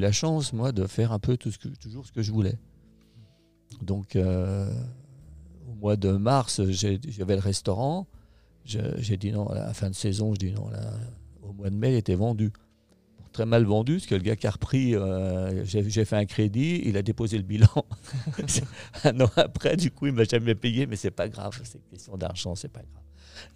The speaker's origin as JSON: {"language": "French", "town": "La Clusaz", "region": "Auvergne-Rhône-Alpes", "country": "France", "tie": "born or raised there", "also_born_or_lived": "Thonon-les-Bains", "said": "je suis né à la Clusa, en Haute-Savoie, donc. mon père était moniteur de ski, guide de montagne"}